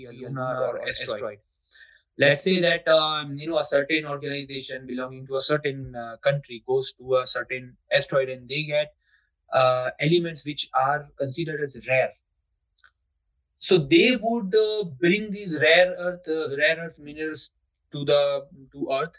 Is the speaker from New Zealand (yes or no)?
no; India; we are always ahead as an Indian